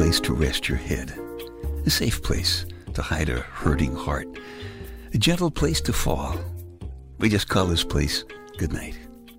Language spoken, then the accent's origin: English; New York City, New York, United States; I grew up in Brooklyn. It was the Catholic section of Brooklyn.